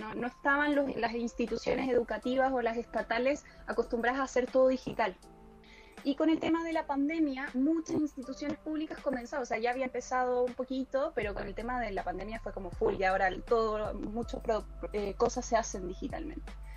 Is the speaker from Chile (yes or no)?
yes; Chile; moved away as an adult; now in Córdoba, Argentina; yo soy chilena, pero estoy viviendo en Córdoba desde el 2016 en adelante